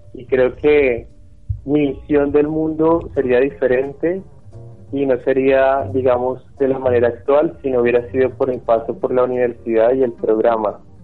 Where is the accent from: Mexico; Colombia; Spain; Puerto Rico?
Colombia; Ibagué, Tolima; Yo nací, bueno, aquí en Ibagué y me crié en una casa